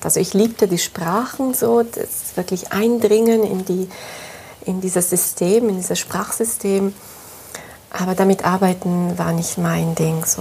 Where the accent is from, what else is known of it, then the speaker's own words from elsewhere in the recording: Italy; moved away; Ich komme aus dem Süden Europas, aus Italien. Ich bin dort auch aufgewachsen